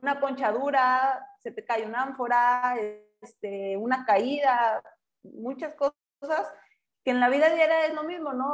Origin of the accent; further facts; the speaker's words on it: Durango, Mexico; now in León, Mexico; yo regresé a mi tierra, Durango. Eh, aquí les está estamos ahorita viviendo en León